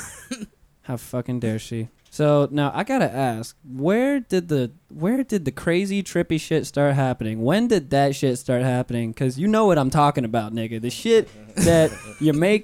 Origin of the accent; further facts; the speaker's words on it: Pensacola, Florida, United States; now in Orlando, United States; I'm from up in Pensacola, North Florida